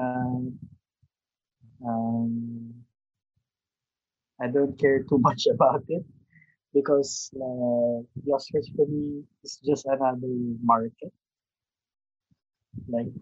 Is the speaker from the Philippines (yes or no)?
yes; Philippines; being a Filipino